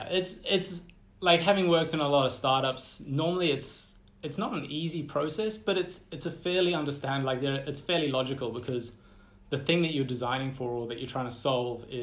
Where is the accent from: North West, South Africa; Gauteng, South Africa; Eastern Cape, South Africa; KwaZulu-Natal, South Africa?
KwaZulu-Natal, South Africa; Empangeni; born there; also born or lived in Central Africa; So I was born in Empangeni